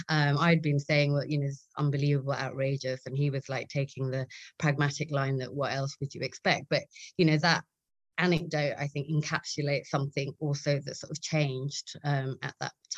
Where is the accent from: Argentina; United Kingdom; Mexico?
United Kingdom; speaking as a British South Asian Muslim